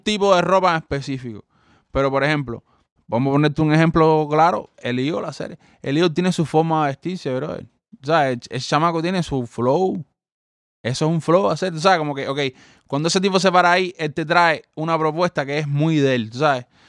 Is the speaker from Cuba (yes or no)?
yes; Cuba; los cubanos crecimos con los haitianos y crecimos con esta gente